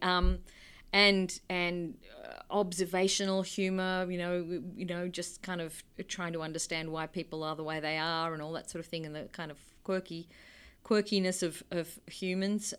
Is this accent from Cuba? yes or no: no; Australia; I am from Australia.